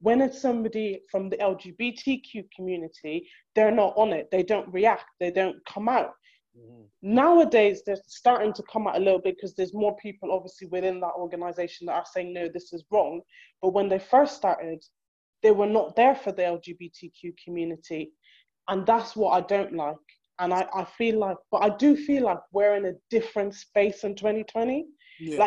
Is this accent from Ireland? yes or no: yes; Ireland; moved away; I may have been raised in Ireland, but I'm Black